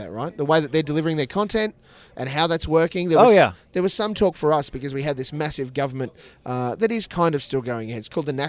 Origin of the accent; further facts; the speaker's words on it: Australia; as an Australian, I can report back.